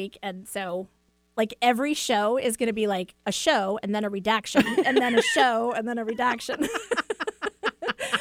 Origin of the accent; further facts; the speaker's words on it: East Coast, United States; now in Washington, United States; growing up on the East Coast